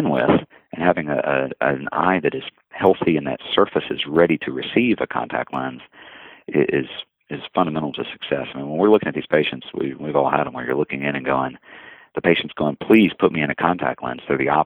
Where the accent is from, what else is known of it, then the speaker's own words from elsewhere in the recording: the South, United States; as a Southerner and as someone who competes in barbecue contests